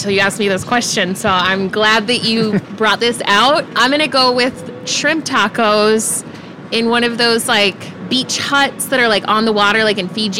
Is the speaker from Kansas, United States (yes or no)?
yes; Topeka, Kansas, United States; also born or lived in South Dakota / North Carolina; now in Kansas City, United States; Yeah, born and raised in Topeka. Went to college in South Dakota.